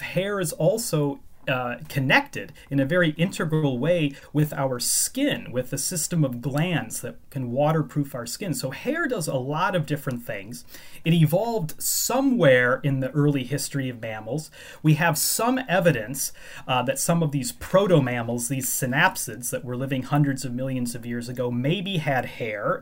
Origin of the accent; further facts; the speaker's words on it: Chicago, Illinois, United States; moved away as an adult; now in Edinburgh, United Kingdom; I grew up in the Chicago area